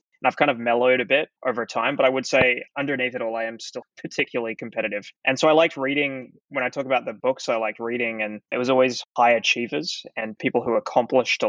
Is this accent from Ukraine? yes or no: no; Adelaide, South Australia, Australia; moved away as an adult; also born or lived in Melbourne; I grew up in Adelaide, which is a city in the south of Australia. And I spent sort of all of my life there up until my early 20s